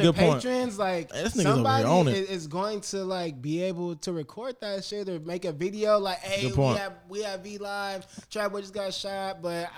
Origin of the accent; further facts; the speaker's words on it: Los Angeles, California, United States; moved away as an adult; I'm from South Central Los Angeles